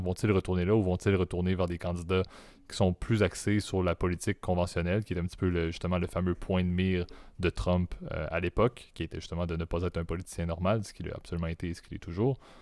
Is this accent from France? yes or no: no; Quebec, Canada; accent: Quebec; en tant que Canadien